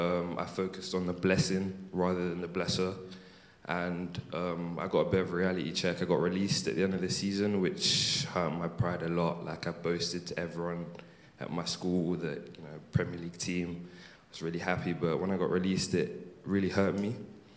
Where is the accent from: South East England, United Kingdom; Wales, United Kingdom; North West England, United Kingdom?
South East England, United Kingdom; Alton; also born or lived in London; when we moved from London to Alton